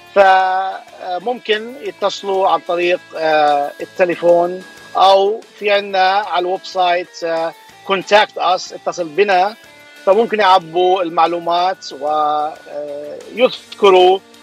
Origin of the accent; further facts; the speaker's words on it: Jordan; moved away as an adult; also born or lived in San Francisco Bay Area, United States / Los Angeles, United States; now in Anaheim, United States; انا آه، اصلا آه، من الاردن يعني اصلي اردني هاجرت على امريكا